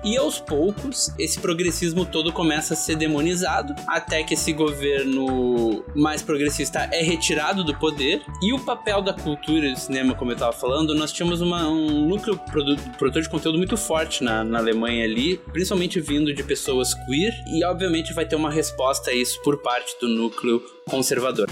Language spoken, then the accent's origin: Portuguese; Brazil; a gente é brasileiro